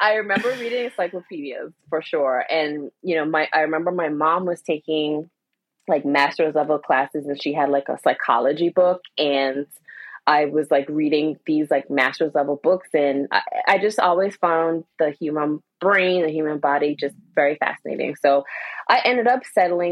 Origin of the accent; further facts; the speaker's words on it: Anguilla; also born or lived in Washington DC area / Philadelphia; now in Wilmington, United States; I was born and raised in Anguilla